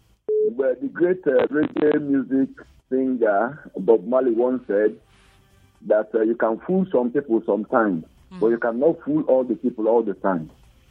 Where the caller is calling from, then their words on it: Jos, Plateau, Nigeria; is calling you from Jos.